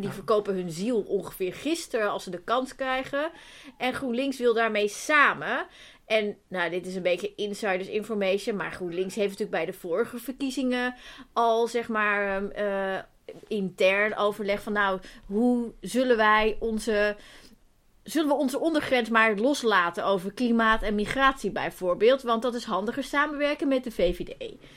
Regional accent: Zeeland, Netherlands; now in Amsterdam, Netherlands; Ik kom uit Zeeland en mijn familie woont daar nog.

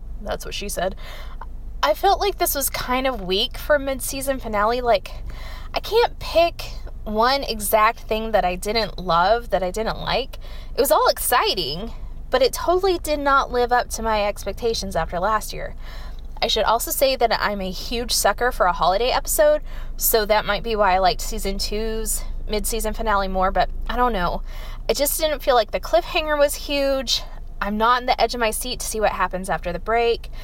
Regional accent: West Texas, United States; I grew up in West Texas

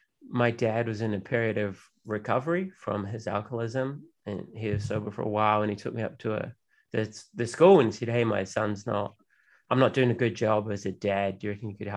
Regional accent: Auckland, New Zealand; where I grew up in West Auckland, which is kind of like a bogan working class neighborhood

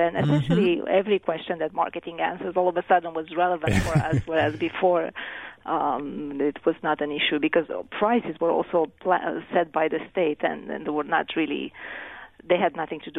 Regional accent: Romania; English is a second language; Well, I grew up in Romania, which was a communist country for most of my childhood. I was, in fact, 18 when the communist regime fell.

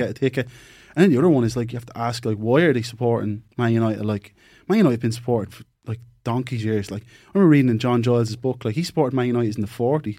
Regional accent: Ireland; we're Irish

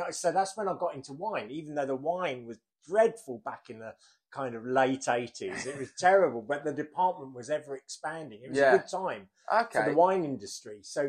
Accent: Gillingham, South East England, United Kingdom; Gillingham. {S0} In Gillingham, {S1} Gilles, Kent, as it was

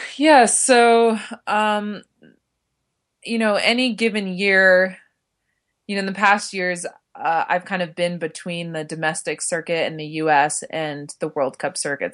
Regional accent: Park City, Utah, United States; I grew up in Park City, Utah

